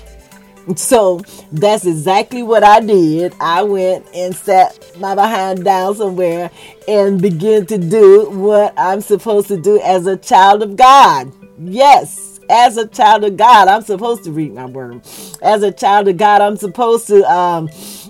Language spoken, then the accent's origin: English; Florida, United States; I'm very country. I was born and raised in Florida